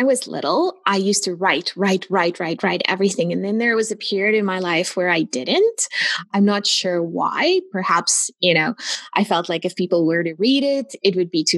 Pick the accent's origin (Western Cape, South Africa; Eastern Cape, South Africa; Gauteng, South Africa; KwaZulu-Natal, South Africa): Gauteng, South Africa; Pretoria; moved away as an adult; also born or lived in Namibia; now in Kitchener, Canada; I was born in South Africa, Pretoria, South Africa. And then when I was 21, we immigrated to Canada